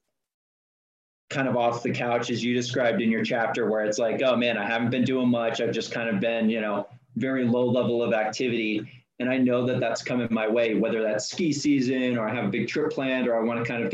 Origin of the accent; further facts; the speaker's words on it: Auburn, California, United States; I grew up in Northern California. My parents' home is a small town of Auburn, California.